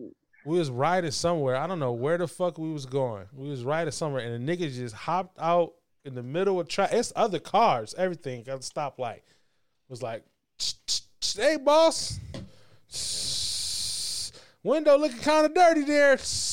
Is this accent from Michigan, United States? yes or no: yes; Battle Creek, Michigan, United States; also born or lived in Alabama / Kalamazoo; I'm from Battle Creek, and then I went to Alabama, and then I went to Kalamazoo, and then I came up here